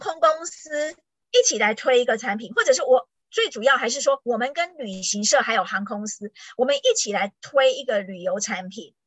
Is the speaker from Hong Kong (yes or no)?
no; Taiwan; moved away as an adult; 我们是台湾来的